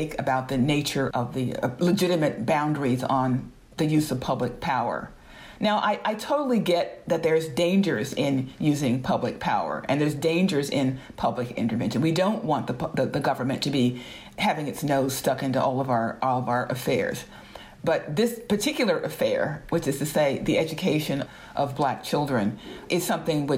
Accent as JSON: {"language": "English", "region": "Georgia", "country": "United States", "also_born_or_lived": "the North", "moved": "yes", "said": "Both my parents were born and raised in Atlanta, Georgia. I am one of the few people in my family, one of the first and few to actually leave Georgia and go to the North"}